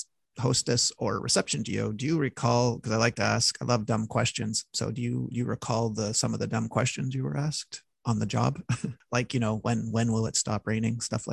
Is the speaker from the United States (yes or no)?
no; Canada; I'm Canadian